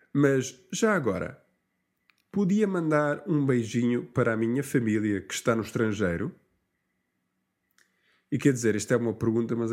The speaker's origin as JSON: {"language": "English", "region": "Lisbon", "country": "Portugal", "said": "Uh, and I don't actually say I'm from Lisbon. I say I am Singer. And what we were saying was that Singer is like the nickname for people come from Lisbon"}